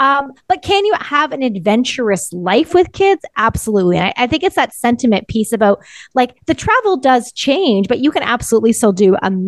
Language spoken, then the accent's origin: English; Ontario, Canada; now in British Columbia, Canada; I'm from Ontario